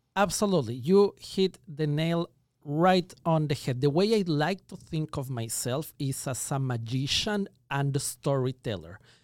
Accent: Ecuador; moved away as an adult; now in Los Angeles, United States; I was born and raised in Ecuador. That explains the accent

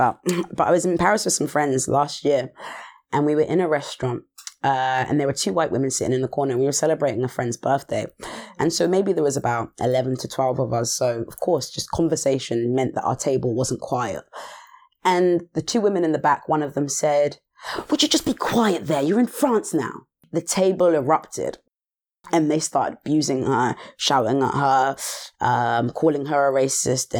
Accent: Southampton, South East England, United Kingdom; I grew up in Southampton

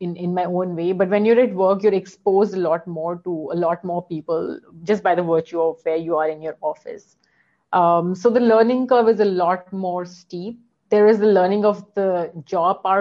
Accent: Delhi, India; moved away as an adult; also born or lived in Manila, Philippines; now in Singapore; I'd spent all my growing up years in Delhi

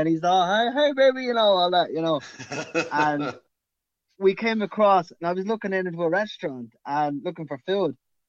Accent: Dublin, Leinster, Ireland; now in Athlone, Ireland; We're from Dublin, the capital, but we moved to Athlone.

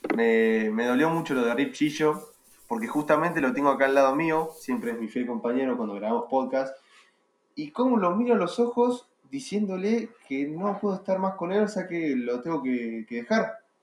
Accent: Argentina; dentro de Argentina me muevo por algún otro lado que no sea acá

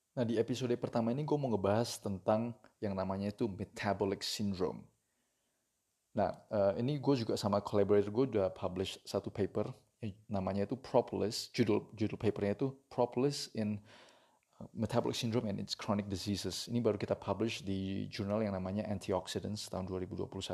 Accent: Indonesia; kita orang Indonesia

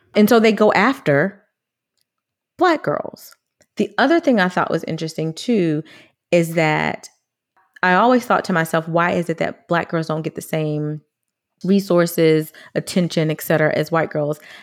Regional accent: United States; as a black girl growing up in America

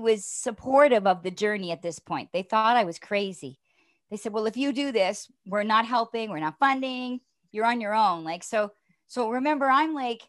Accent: Toronto, Ontario, Canada; moved away as an adult; from Toronto

